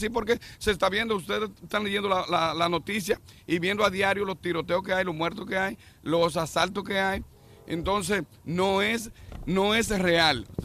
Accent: Dominican Republic; now in New York, United States; sí, la mayoría somos dominicanos todavía.

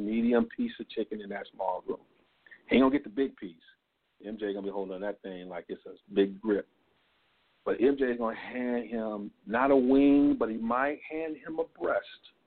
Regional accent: Michigan, United States; Growing up in Michigan, we both probably rooted for the Wolverines and then the Pistons

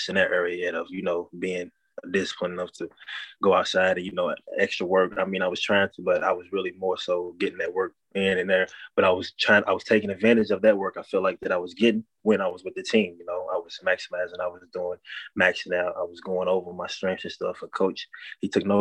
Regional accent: Louisville, Kentucky, United States; coming from Louisville, being born and raised

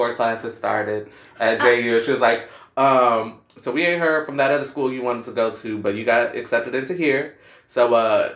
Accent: Pensacola, Florida, United States; our hometown, Pensacola

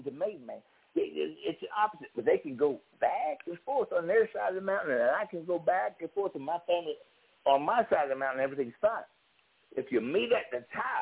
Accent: Cleveland, Ohio, United States; Cleveland, Ohio

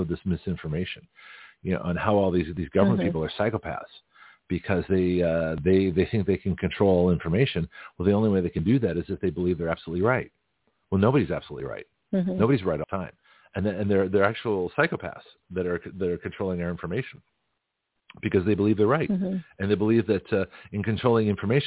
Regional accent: United States; I'm American. I'm new here

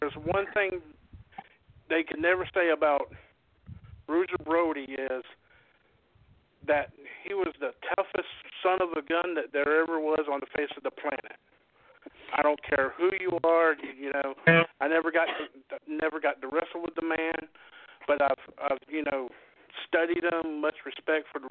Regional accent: Jacksonville, Florida, United States; we were doing a house show in Jacksonville, Florida, my hometown

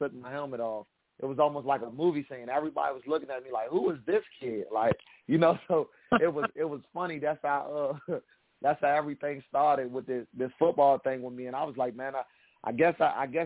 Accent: United States; I'm from the Washington D.C. Maryland area, so I grew up as a kid watching the Washington Redskins a lot

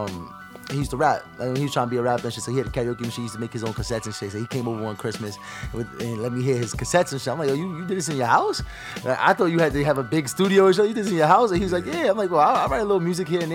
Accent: New York City, New York, United States; also born or lived in Queens, New York; I was born in Queens, but we moved to Brooklyn real early

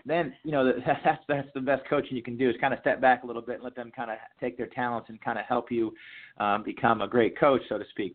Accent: Jay, Maine, United States; moved away as an adult; growing up in Maine

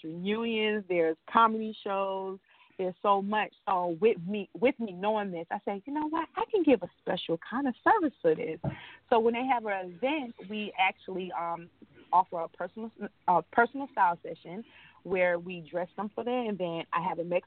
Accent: Ocala, Florida, United States; born or raised there

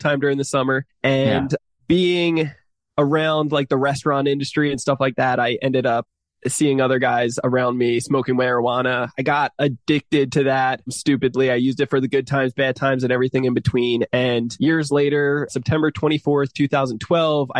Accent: New Jersey, United States; I grew up in New Jersey, single parent mother

